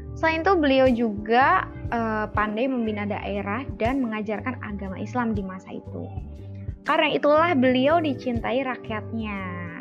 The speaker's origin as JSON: {"language": "Indonesian", "town": "Lamongan", "region": "East Java", "country": "Indonesia", "tie": "born or raised there", "said": "Aku asli Lamongan"}